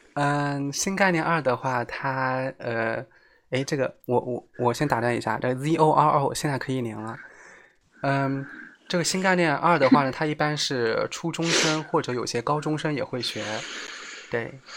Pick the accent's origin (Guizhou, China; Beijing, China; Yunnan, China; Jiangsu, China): Jiangsu, China; 我就江苏的